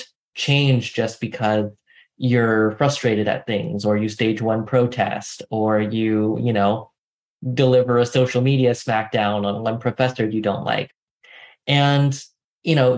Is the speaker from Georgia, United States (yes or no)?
no; San Francisco Bay Area, California, United States; I grew up in the San Francisco Bay Area on the peninsula in a relatively small town.